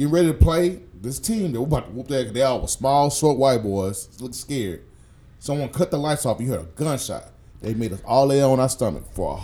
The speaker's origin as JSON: {"language": "English", "town": "Houston", "region": "Texas", "country": "United States", "tie": "born or raised there", "also_born_or_lived": "North Shore, Houston", "said": "I came from Fifth Ward."}